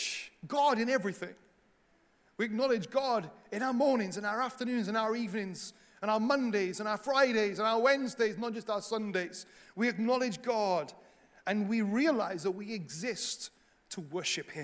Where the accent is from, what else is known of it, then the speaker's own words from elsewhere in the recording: Wales, United Kingdom; now in England; a Welsh missionary in England